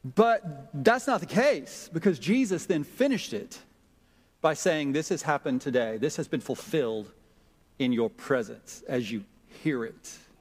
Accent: Jackson, Mississippi, United States; moved away; growing up in Jackson, Mississippi in a close knit church.

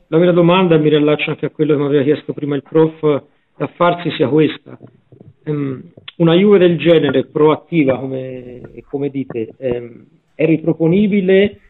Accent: Tuscany, Italy; io e il prof siamo, siamo toscani

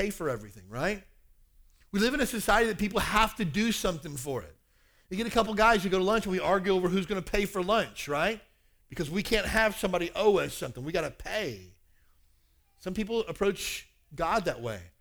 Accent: Kentucky, United States; now in Hawaii, United States; I grew up in Kentucky

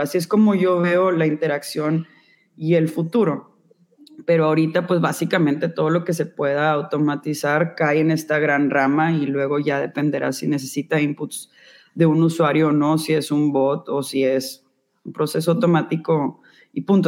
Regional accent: Monterrey, Nuevo León, Mexico; also born or lived in New York; soy de Monterrey, Nuevo León.

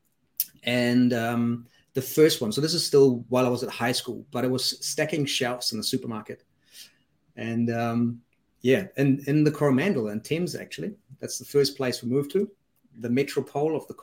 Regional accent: Germany; moved away; also born or lived in Switzerland; I grew up in Germany

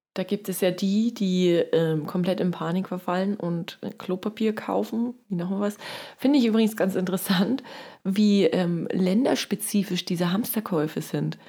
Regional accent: East Germany, Germany; ich komme ja aus dem Osten

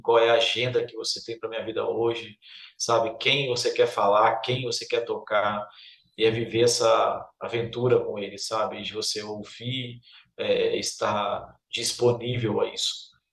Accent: Duque de Caxias, Rio de Janeiro, Brazil; moved away as an adult; now in Northeast Brazil; Voltar para minha terra, Duque de Caxias, minha terra.

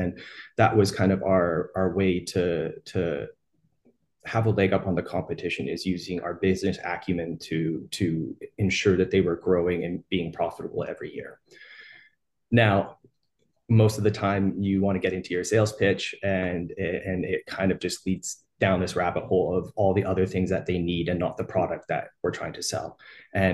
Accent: Edmonton, Alberta, Canada; I'm from Edmonton, Alberta, Canada.

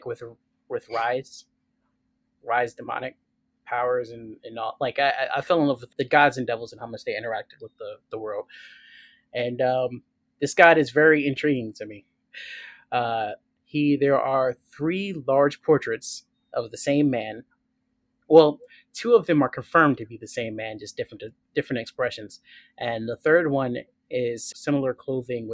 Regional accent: United States; I'm American

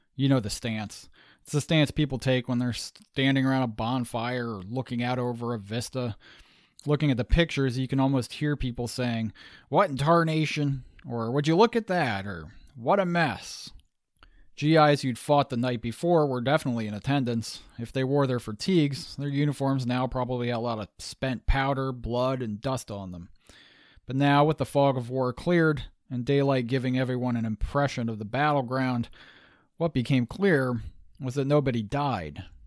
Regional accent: United States; also born or lived in Massachusetts / Pennsylvania; I'm a Yankee, born and bred in Massachusetts and Pennsylvania.

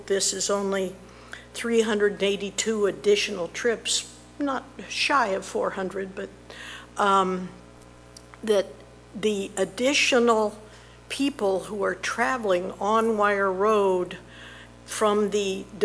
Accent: Fairfax County, Virginia, United States; now in Zephyrhills, United States; I am from Fairfax County, Virginia, but I've moved down here

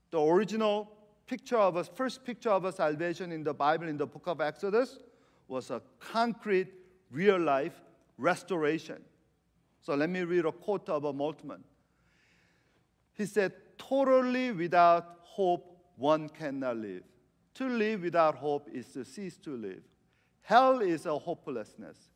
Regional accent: Argentina; I was kind of giggling inside because I'm from Argentina. I'm from Messi.

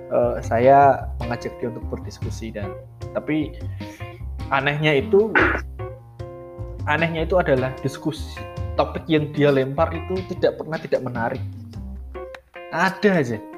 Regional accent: Java, Indonesia; sebagai orang Jawa saya murtad dari siraman

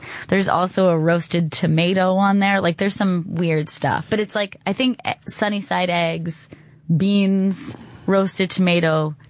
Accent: United States; As an American

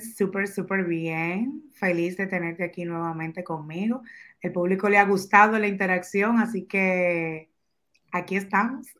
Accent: Dominican Republic; como dominicanos que somos todos

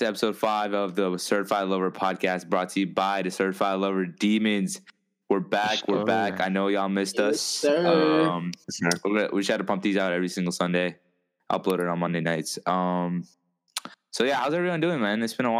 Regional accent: Kathmandu, Bagmati, Nepal; moved away; I'm from Kathmandu, in Nepal.

